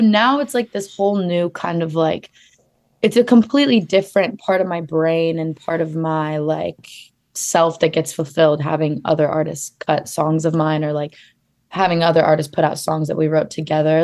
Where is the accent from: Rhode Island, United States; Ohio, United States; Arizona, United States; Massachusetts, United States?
Arizona, United States; Phoenix; now in Los Angeles, United States; I grew up in Phoenix, Arizona